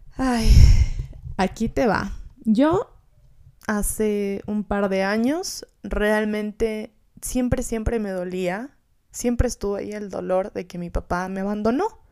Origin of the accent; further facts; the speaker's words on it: Gualaquiza, Morona Santiago, Ecuador; moved away; yo vengo de un pueblito que se llama Gualaquiza, en el oriente